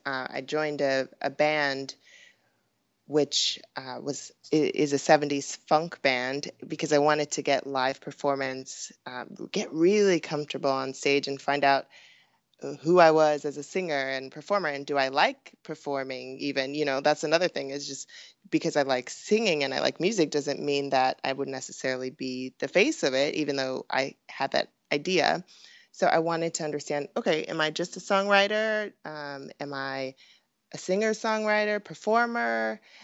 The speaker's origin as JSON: {"language": "English", "town": "Pasadena", "region": "California", "country": "United States", "tie": "born or raised there", "also_born_or_lived": "Hollywood, California", "said": "I was born in Hollywood, California, and grew up in Pasadena"}